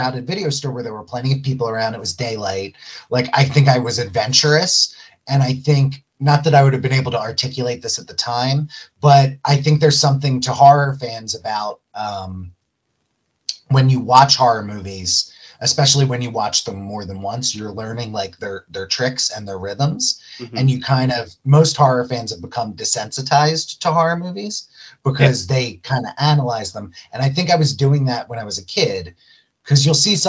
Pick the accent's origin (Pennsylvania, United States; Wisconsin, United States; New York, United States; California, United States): Pennsylvania, United States; Philadelphia; I grew up in Philadelphia, this was out in Lansdale